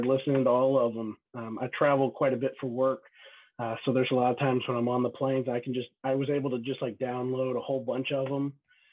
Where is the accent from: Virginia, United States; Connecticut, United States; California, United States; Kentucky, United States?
Kentucky, United States; moved away as an adult; now in Dayton, United States; born and raised in Kentucky